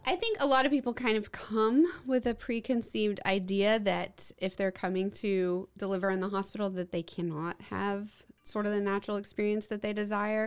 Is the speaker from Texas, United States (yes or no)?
yes; Waco, Texas, United States; I grew up here in Waco and went off and did all my medical training uh, and came back